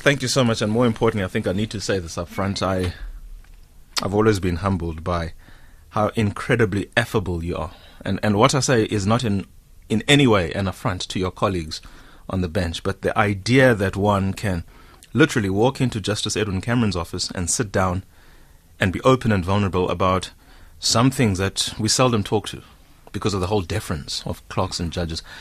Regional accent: Whittlesea, Eastern Cape, South Africa; I come from Hewu, Whittlesea, which is some 35 k's outside of Queenstown

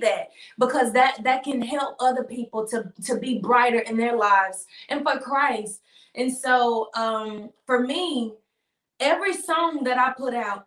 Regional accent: Memphis, Tennessee, United States; growing up in Memphis

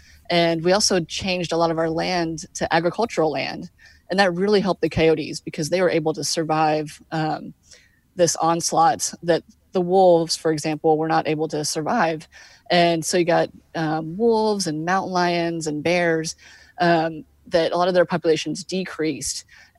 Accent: Texas, United States; I'm originally from Texas, and we had coyotes there, of course, but living in the city, I didn't realize that they were here.

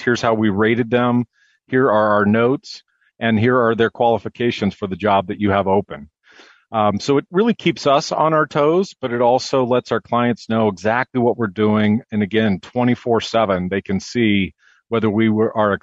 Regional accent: San Francisco, California, United States; now in Minneapolis, United States; born and raised in San Francisco, now live in Minneapolis with my wife and kids

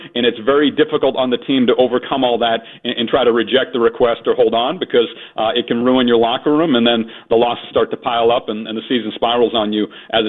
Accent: Boston, Massachusetts, United States; Born and raised in the Boston area

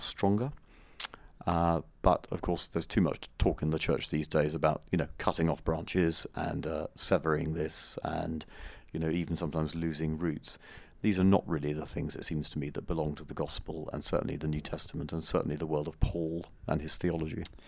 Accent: United Kingdom; us as British tourists

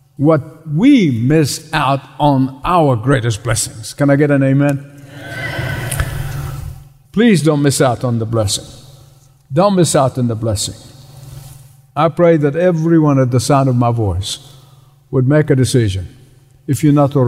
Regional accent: Egypt; moved away; Where I grew up in Egypt is the Coptic church

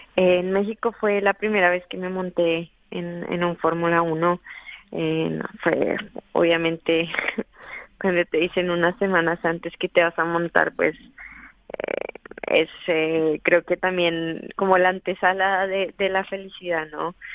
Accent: Colombia; moved away as an adult; now in Madrid, Spain; desde los nueve años que empecé en los karts allá en Colombia

